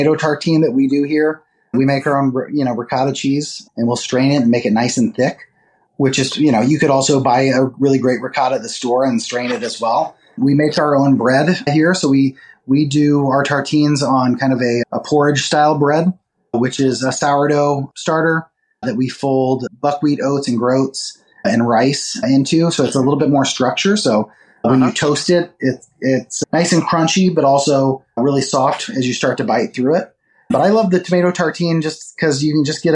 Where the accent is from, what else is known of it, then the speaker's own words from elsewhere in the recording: St. Louis, Missouri, United States; moved away as an adult; also born or lived in San Francisco / New York; where I grew up in St. Louis